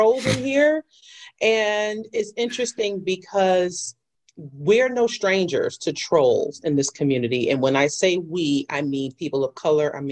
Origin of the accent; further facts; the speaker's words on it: New York City, New York, United States; I am a New York City native, born and raised in Jamaica, Queens